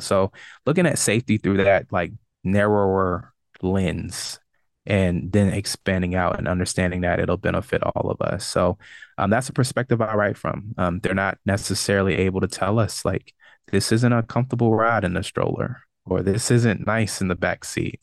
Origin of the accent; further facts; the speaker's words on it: Richmond, Virginia, United States; moved away as an adult; also born or lived in Brooklyn, New York / Charlotte, North Carolina; back in Richmond and exploring, you know, my hometown